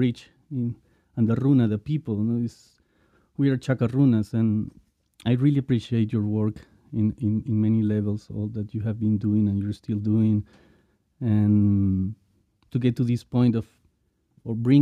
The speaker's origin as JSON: {"language": "English", "region": "Lima", "country": "Peru", "tie": "born or raised there", "said": "I was born in Lima as well, you know, in the city"}